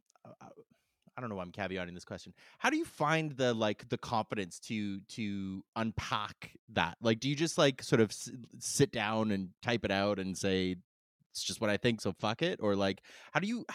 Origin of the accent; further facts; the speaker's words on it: Canada; I'm Canadian